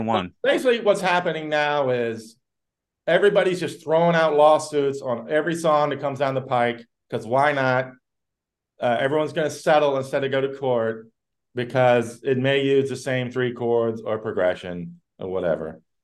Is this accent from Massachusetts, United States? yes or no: no; Virginia, United States; moved away as an adult; also born or lived in Brooklyn, New York; I love my home state